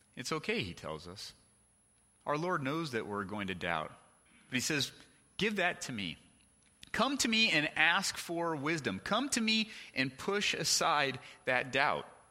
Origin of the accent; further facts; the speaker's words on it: California, United States; the house we lived in growing up in California